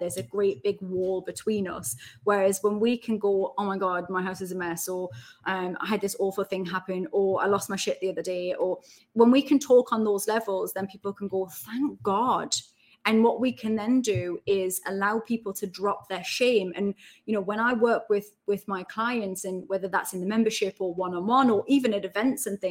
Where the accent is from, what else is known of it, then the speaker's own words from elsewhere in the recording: Newcastle upon Tyne, North East England, United Kingdom; accent: Geordie; moved away as an adult; also born or lived in Heaton, Newcastle / Essex / London; now in Midlands, United Kingdom; I'm from Benton. So I was born in Heaton, Falmouth Road, and then which is lovely now, and then moved to Benton, next to Benton Metro Station.